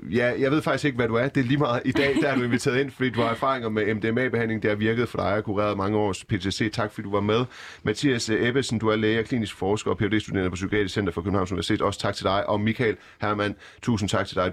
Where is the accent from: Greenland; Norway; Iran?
Iran; now in Denmark; jeg er personligt selv fra Iran